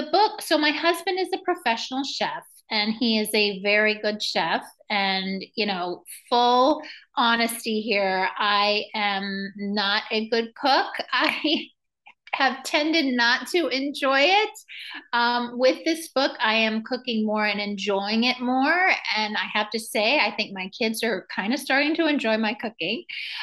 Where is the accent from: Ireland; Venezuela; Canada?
Venezuela; also born or lived in New York; now in United States; I was born in New York. I grew up in Venezuela. So I do a lot of work with Spanish speaking parents and Spanish speaking communities.